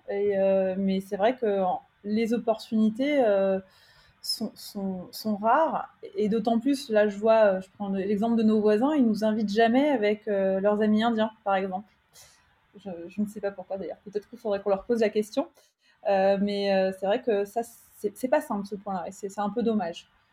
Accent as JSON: {"language": "French", "country": "France", "moved": "as an adult", "lives_now": "Pune, India", "said": "en tant que Française"}